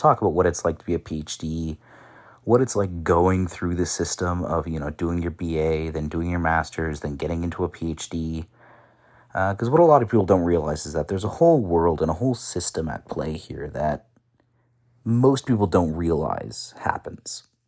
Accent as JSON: {"language": "English", "town": "Ottawa", "region": "Ontario", "country": "Canada", "tie": "born or raised there", "also_born_or_lived": "Qatar / China", "said": "I am from Canada, uh, Ottawa, born and raised"}